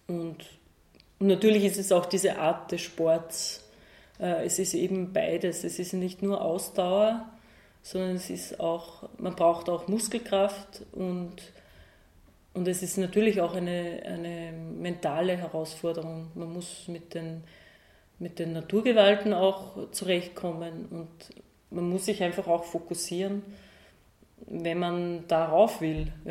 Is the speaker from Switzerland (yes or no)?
no; Upper Austria, Austria; ich bin in Oberösterreich aufgewachsen mit dem Blick auf den Traunstein. Das ist so unser Berg.